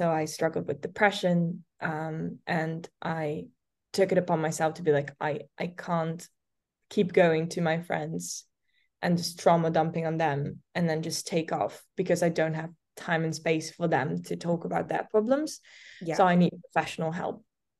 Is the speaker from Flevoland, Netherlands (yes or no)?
yes; Almere, Flevoland, Netherlands; English is a second language; So I grew up in the Netherlands. I'm Dutch, and I grew up in this town called Almere.